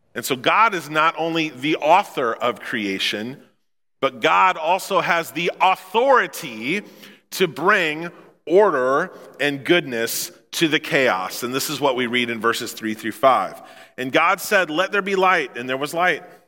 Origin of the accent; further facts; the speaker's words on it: Memphis, Missouri, United States; I come from Memphis, Missouri